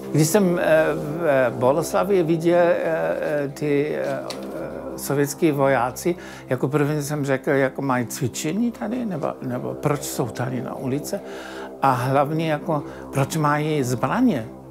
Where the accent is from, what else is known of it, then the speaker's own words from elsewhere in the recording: Berlin, Germany; Czech is a second language; moved away as an adult; also born or lived in Leipzig, Germany; now in Czech Republic; Já jsem eh, se narodil a žil v Berlíně